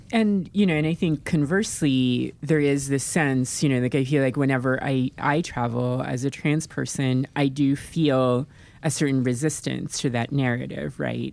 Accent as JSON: {"language": "English", "country": "Philippines", "moved": "yes", "said": "I come from the Philippines"}